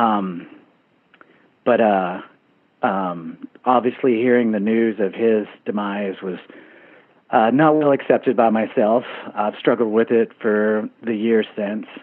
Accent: Texas, United States; now in Bozeman, United States; my home state of Texas

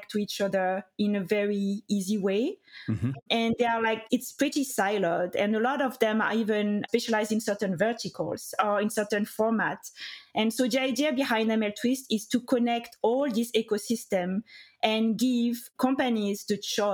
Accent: France; accent: French; English is a second language; moved away as an adult; also born or lived in United Kingdom; now in United States; I studied in France. You can hear my accent, of course. And I was a lawyer in France for 3 years

